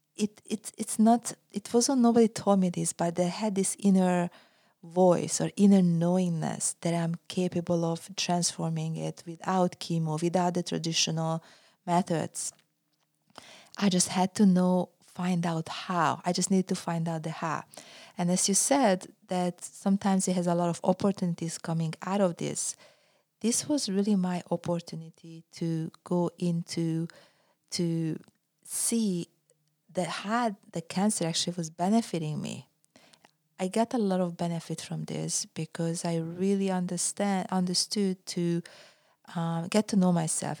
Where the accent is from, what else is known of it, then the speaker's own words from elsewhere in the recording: Budapest, Hungary; moved away as an adult; also born or lived in California, United States; now in United States; I was born in Hungary, Budapest, and I was a professional athlete, uh, and then I came to the U S